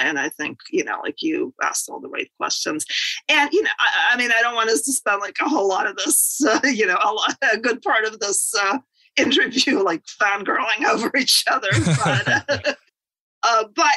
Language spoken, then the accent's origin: English; Moscow, Russia; moved away as an adult; now in United States; born in the Soviet Union in Moscow. I actually wrote a book about my childhood called Growing Up in Moscow.